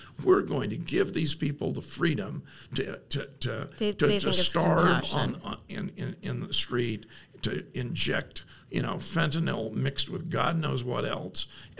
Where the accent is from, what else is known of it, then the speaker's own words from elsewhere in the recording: Los Angeles, California, United States; born there; I am an Oregonian by choice. I was born in Los Angeles.